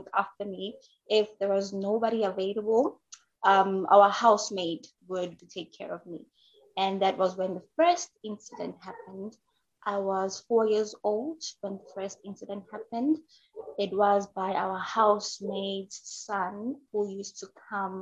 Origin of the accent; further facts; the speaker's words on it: KwaZulu-Natal, South Africa; moved away as an adult; now in Johannesburg, South Africa; I am originally from South Africa. I grew up in KwaZulu-Natal, which is a coastal South African province